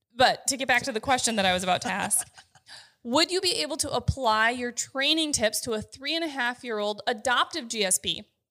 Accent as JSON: {"language": "English", "region": "North Dakota", "country": "United States", "tie": "born or raised there", "said": "I grew up in North Dakota, though, so pheasant hunting was something that I got to do quite frequently with my family."}